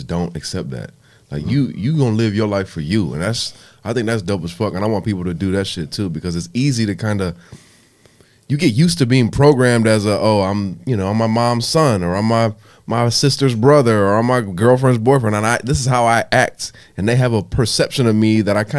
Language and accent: English; Illinois, United States; now in South Florida, United States; I grew up in Illinois